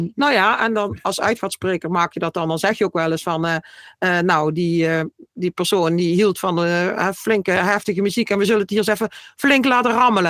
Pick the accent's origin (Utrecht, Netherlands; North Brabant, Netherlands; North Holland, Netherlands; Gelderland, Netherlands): North Brabant, Netherlands; Vierlingsbeek; ik kom uit Vierlingsbeek